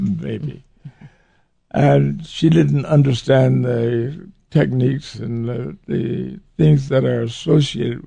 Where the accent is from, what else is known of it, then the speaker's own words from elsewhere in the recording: Waco, Texas, United States; I was born in Waco, Texas, in a black neighborhood. I was raised in that environment